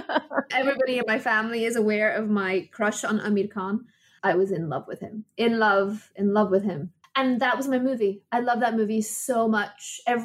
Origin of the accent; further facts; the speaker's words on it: England, United Kingdom; now in United States; I moved a lot when I was young. I grew up in England, and my dad is a doctor.